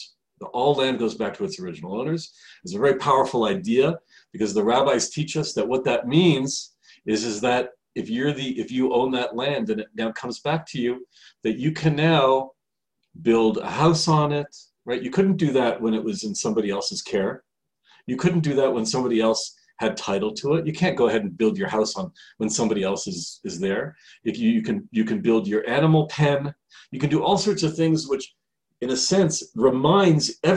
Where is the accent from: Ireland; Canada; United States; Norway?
Canada; now in Israel; I'm from Canada originally